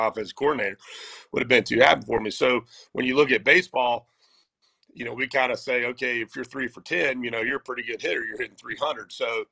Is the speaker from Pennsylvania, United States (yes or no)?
no; Wilmington, North Carolina, United States; also born or lived in Durham, North Carolina / Charlotte, North Carolina; I'm homegrown here in Wilmington, North Carolina